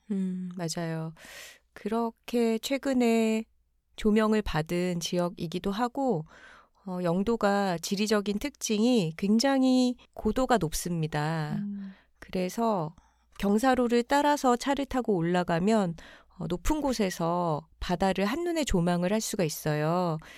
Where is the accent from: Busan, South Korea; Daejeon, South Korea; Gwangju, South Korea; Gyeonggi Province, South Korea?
Busan, South Korea; now in Seoul, South Korea; 저희는 부산에 어린 시절에 살았기 때문에